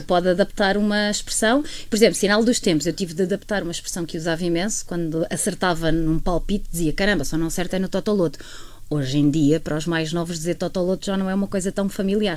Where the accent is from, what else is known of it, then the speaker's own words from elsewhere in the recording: Algarve, Portugal; moved away as an adult; also born or lived in Lisbon / Funchal / Torres Vedras; eu passei a infância e a adolescência no Algarve